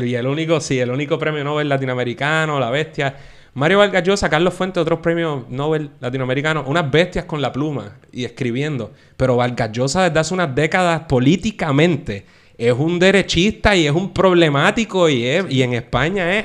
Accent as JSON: {"language": "Spanish", "country": "Puerto Rico", "said": "nosotros como puertorriqueños"}